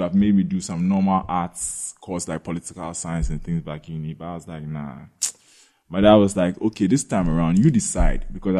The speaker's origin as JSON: {"language": "English", "country": "Ghana", "tie": "born or raised there", "said": "been in Ghana my whole life."}